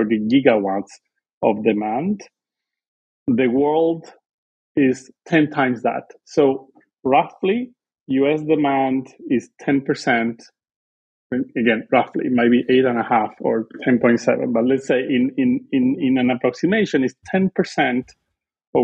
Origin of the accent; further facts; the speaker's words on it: Argentina; English is a second language; moved away as an adult; also born or lived in Canada; I'm originally from Argentina